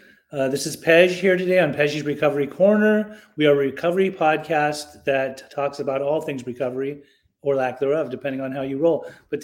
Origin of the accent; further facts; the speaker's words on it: Utah, United States; I grew up in Utah. So like, it's a very boring town unless you know how to ski.